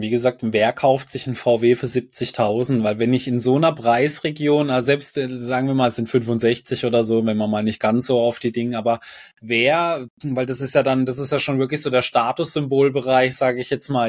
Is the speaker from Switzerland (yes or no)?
no; Germany; bei uns in Deutschland